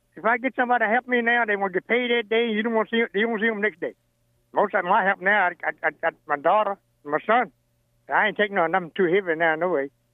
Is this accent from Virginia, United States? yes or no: yes; Sunnybank, Virginia, United States; born and raised in Sunnybank, Virginia